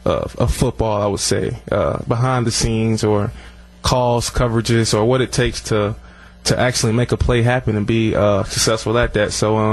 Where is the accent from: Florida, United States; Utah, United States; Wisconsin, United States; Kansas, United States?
Florida, United States; Orlando; moved away; down there in Orlando, in my hometown